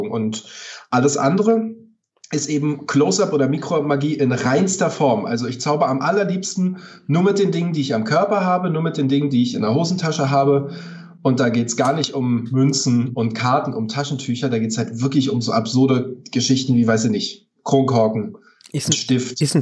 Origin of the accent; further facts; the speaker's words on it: Potsdam, Brandenburg, Germany; meine Heimat, alles was mit, mit, mit Heimat und, und Kindheitserinnerungen und Flashbacks und Zurückblicken äh, hat, inspiriert mich. Spaziergänge durch Potsdam, ähm, alte Bücher lesen, alte Filme gucken. Kommt, kommt, kommt man, wenn man in Brandenburg aufwächst, automatisch auf